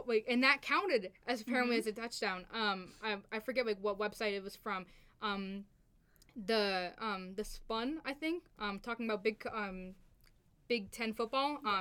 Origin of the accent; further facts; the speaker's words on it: Easton, Pennsylvania, United States; I'm a native of Easton, Pennsylvania